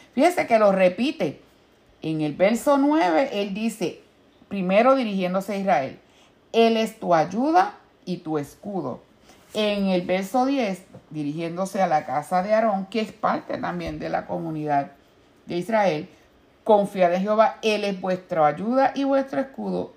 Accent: Puerto Rico; en mi pueblo allá en Puerto Rico

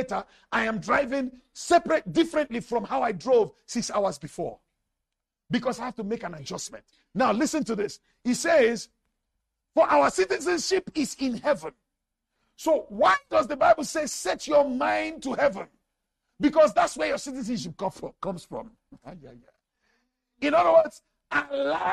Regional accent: Nigeria; now in South Africa; I was born a Nigerian citizen. Even till now, I am still a Nigerian citizen.

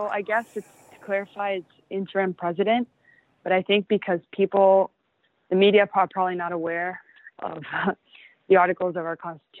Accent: Puerto La Cruz, Anzoátegui, Venezuela; also born or lived in Maracaibo, Venezuela; now in New York City, United States; I was born in Maracaibo, yes. That's near Colombia. But I actually grew up in Puerto La Cruz, beautiful city in the east side of Venezuela. It's by the beach. I grew up going to the beach every weekend

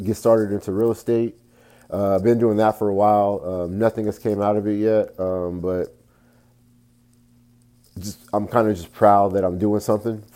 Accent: Fort Worth, Texas, United States; Born and raised in Fort Worth, Texas, the west side of Fort Worth, Texas, to be exact.

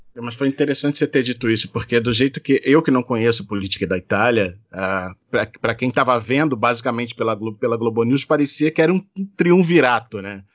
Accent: Rio de Janeiro, Brazil; o morro onde eu cresci, que foi o Morro do 18

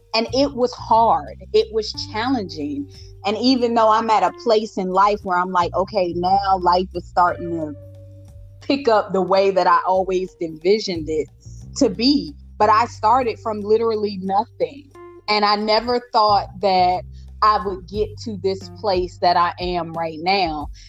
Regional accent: Washington, District of Columbia, United States; I came from Ward 8 from one of the poorest of poor

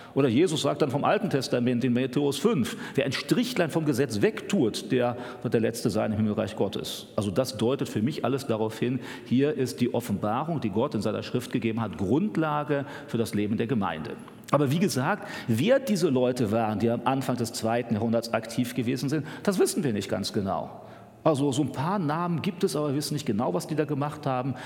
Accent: Germany; für uns als Deutsche

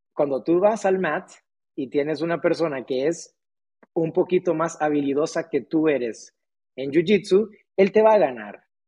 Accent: Tegucigalpa, Francisco Morazán, Honduras; Aquí nací, nací en Honduras eh, hace unos cuantos años atrás. Em, yo, la verdad que yo siempre fui muy afortunado en el sentido de que yo tuve acceso a ir a la escuela, entonces yo pude ir a una muy buena escuela, hice mi primaria, mi secundaria en un colegio muy, muy bueno de aquí de Tegucigalpa

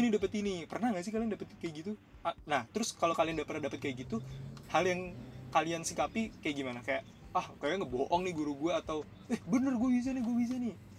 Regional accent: Java, Indonesia; gue tuh Jawa

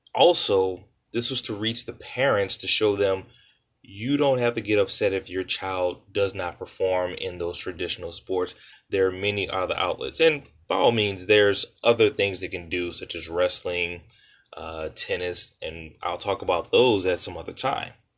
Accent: New Orleans, Louisiana, United States; I was born and raised in New Orleans, Louisiana

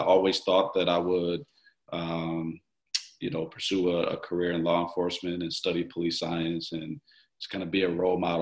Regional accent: Milwaukee, Wisconsin, United States; Born and raised in Milwaukee, North Side. I grew up on 17th Street, just off of Capitol.

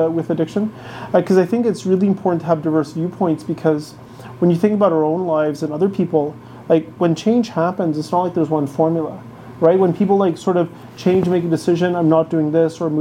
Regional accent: Ottawa, Ontario, Canada; I grew up in Ottawa, so it was the Ottawa Rough Riders

